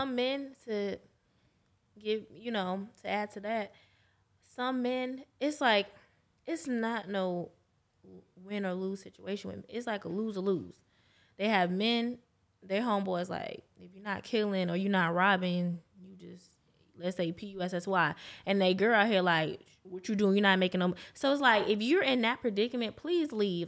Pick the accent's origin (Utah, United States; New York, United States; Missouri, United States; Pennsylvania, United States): New York, United States; now in Jacksonville, United States; I'm not from here, I'm from New York